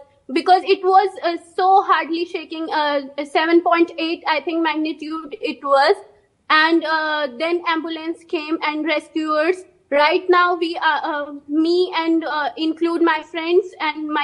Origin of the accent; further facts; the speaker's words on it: Delhi, India; moved away as an adult; now in Turkey; I'm from Delhi.